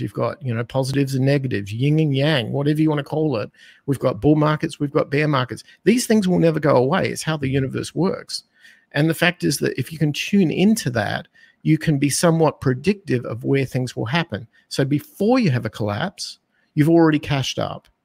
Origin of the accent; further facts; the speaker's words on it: Australia; accent: Australian; moved away as an adult; now in United States; I'm from Australia, that's where my accent is, and I spent the first twenty-five years of my life as an Australian being raised under the Australian economic concepts